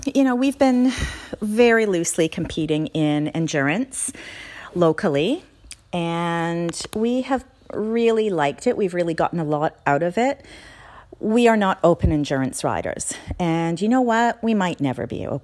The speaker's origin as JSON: {"language": "English", "country": "Canada", "tie": "born or raised there", "moved": "as an adult", "lives_now": "Australia", "said": "I am a Canadian by birth, but I've been living in Australia for the last 23 years."}